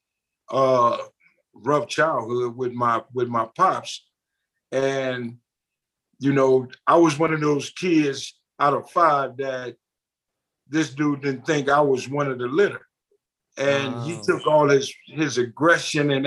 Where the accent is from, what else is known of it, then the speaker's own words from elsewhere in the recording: Compton, California, United States; also born or lived in Los Angeles, California; I was born in LA, but I lived on 118th in town. Okay. And my mom's and pop's got their first house